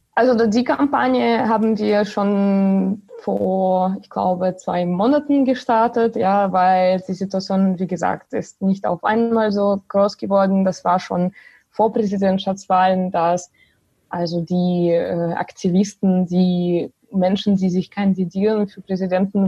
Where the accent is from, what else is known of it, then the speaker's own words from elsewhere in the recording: Belarus; German is a second language; moved away as an adult; now in Germany; ich komme selber aus Belarus und äh, ich wohne zwar seit sechs Jahren äh, in Deutschland